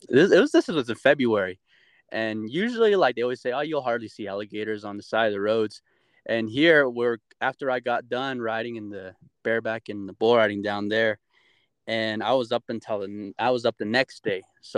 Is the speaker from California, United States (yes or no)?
no; Albuquerque, New Mexico, United States; I grew up in Albuquerque, so I lived in the hood at one time, like straight in the college town area, and you would hear gunshots at night. And I lived there for like 3 years